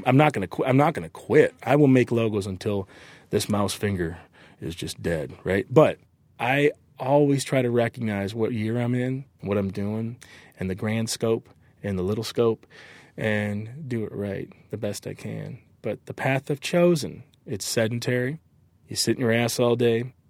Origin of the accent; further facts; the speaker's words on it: Michigan, United States; moved away as an adult; also born or lived in Southern California; I'm from Michigan from Lake Michigan